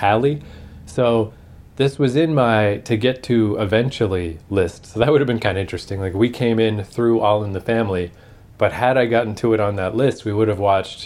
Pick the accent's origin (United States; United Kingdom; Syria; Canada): Canada; we're Canadian